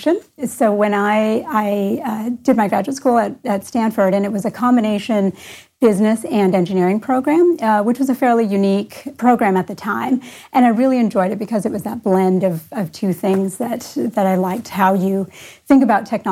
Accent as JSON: {"language": "English", "country": "Canada", "tie": "born or raised there", "also_born_or_lived": "California", "moved": "as an adult", "lives_now": "Columbus, United States", "said": "I grew up in Canada"}